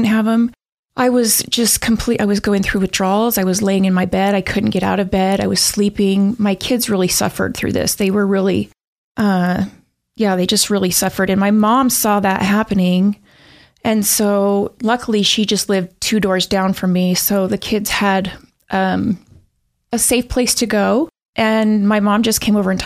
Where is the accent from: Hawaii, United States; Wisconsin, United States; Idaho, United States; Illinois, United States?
Idaho, United States; Pocatello; I grew up in Pocatello